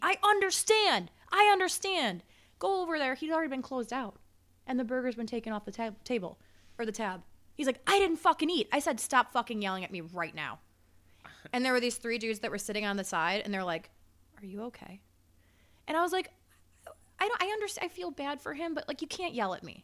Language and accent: English; Chicago, Illinois, United States; also born or lived in Las Vegas; I'm from Chicago